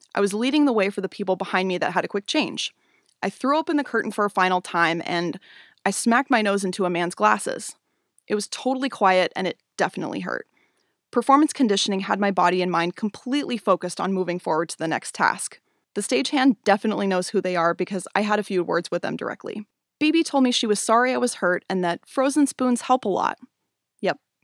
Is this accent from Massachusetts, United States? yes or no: no; Spokane, Washington, United States; moved away as an adult; now in Portland, United States; I grew up in Spokane, Washington, where I started dancing when I was six